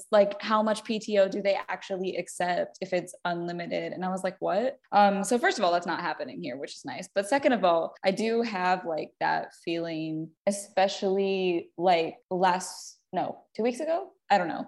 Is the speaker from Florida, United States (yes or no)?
yes; Fort Walton Beach, Florida, United States; I like was born and raised in Fort Walton Beach